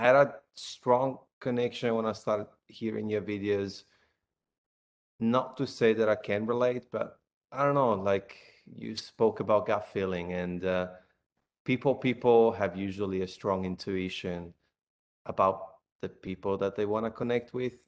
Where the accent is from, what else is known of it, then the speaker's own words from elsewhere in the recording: Italy; moved away as an adult; now in Australia; I'm from Italy